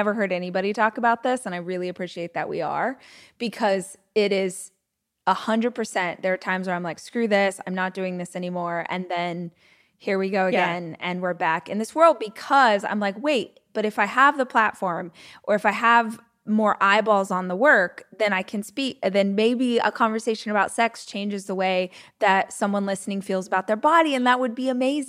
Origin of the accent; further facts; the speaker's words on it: United States; I'm straight. I'm white. I'm American.